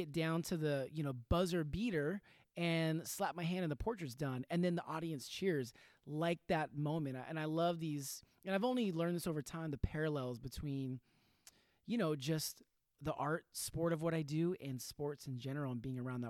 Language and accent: English; Sacramento, California, United States; born or raised there; also born or lived in Whittier, California